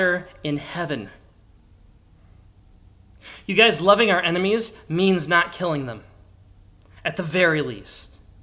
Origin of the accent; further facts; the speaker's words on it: Pennsylvania, United States; I grew up in Pennsylvania, for crying out loud, a state with more guns than people